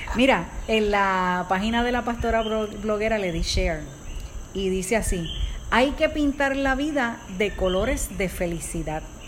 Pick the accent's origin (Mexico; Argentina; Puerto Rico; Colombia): Puerto Rico; nosotros somos de Puerto Rico